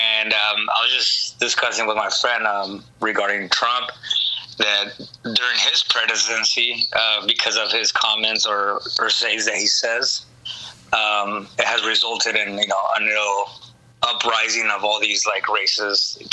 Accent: Anaheim, California, United States; also born or lived in East Los Angeles, California / Corona, California / León, Guanajuato, Mexico (ancestry); my family, we moved to Orange County. And then right there, I was raised up till my teen years

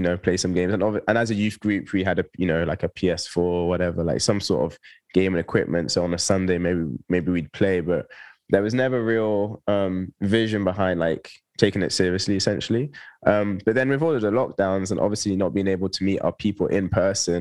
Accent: Toulouse, Occitania, France; moved away as an adult; also born or lived in Bristol; now in London, United Kingdom; I was born in Bristol, but I actually grew up in the south of France in a little city called Toulouse. So I moved there when I was 3 with my family

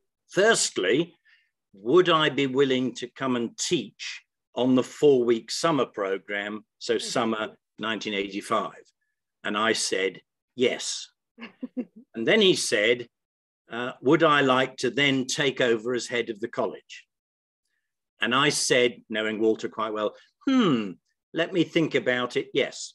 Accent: South West England, United Kingdom; moved away as an adult; return back to my hometown in the far southwest of the country

